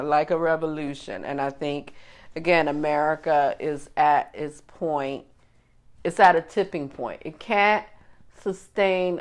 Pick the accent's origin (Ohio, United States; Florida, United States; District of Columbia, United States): Florida, United States; Miami; growing up in Miami